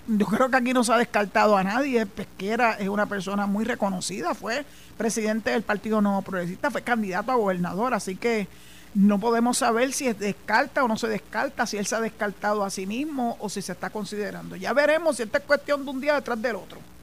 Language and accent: Spanish; Puerto Rico; somos los boricuas